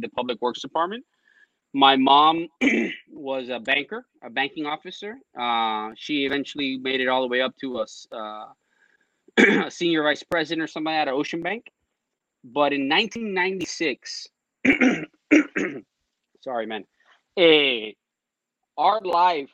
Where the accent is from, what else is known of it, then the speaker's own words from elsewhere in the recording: Westchester, Florida, United States; I grew up in Westchester